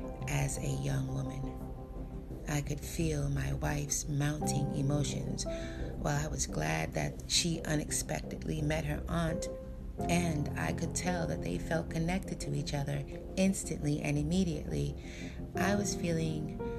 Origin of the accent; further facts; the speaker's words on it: United States; first language English; my first language I was born into speaking, is the American version of English. I am an American-born African woman